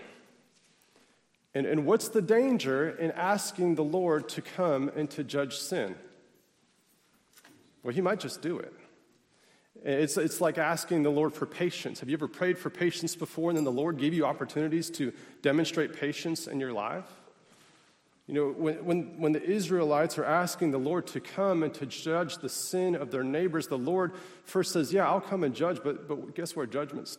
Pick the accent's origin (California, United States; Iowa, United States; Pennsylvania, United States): Pennsylvania, United States; Pittsburgh; I come from Pittsburgh, which is known as the what city? Steel City.